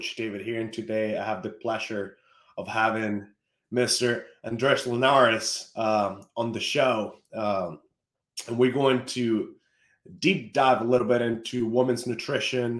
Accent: Venezuela; we're both from Venezuela

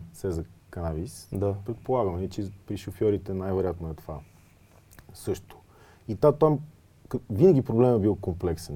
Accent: Smolyan, Smolyan Province, Bulgaria; moved away; аз пък съм родом от Смолен

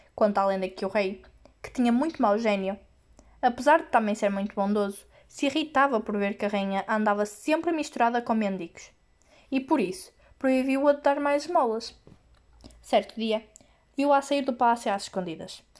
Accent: Portugal; sou de Portugal e do décimo E da Escola Secundária Penafiel

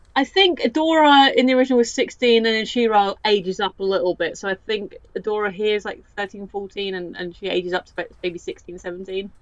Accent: United Kingdom; I'm that British

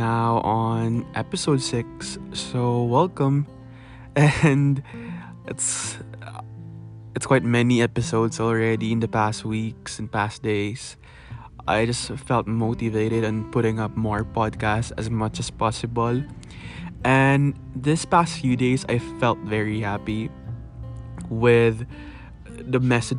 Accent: Philippines; English is a second language; I love being a Filipino

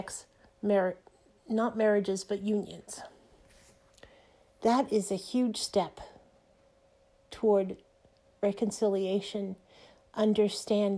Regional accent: United States; I am American.

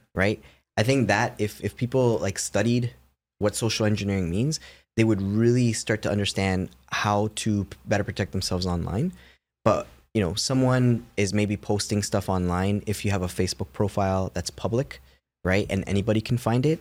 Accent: Toronto, Ontario, Canada; I'm from Toronto.

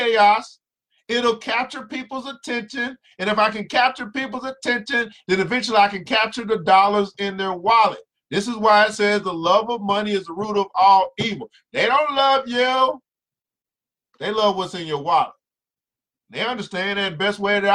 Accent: the South, United States; I'm from the South

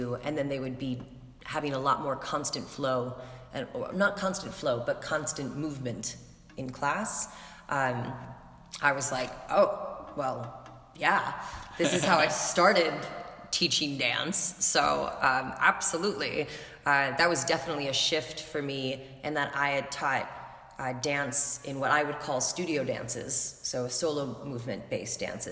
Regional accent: San Francisco, California, United States; moved away as an adult; now in New York, United States; I'm originally from San Francisco, but now I've been in New York for about 12 years

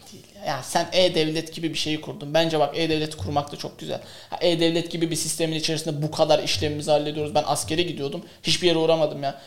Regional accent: Kars, Kars Province, Turkey; ben Karslıyım. Ya Karslı bir aileden çıkmış olarak

